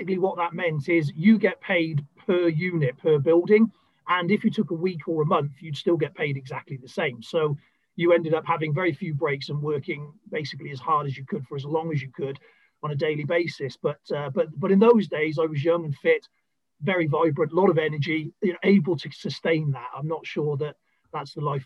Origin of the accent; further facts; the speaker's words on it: South Wales, United Kingdom; moved away as an adult; also born or lived in Bristol; I was originally born in a small town in South Wales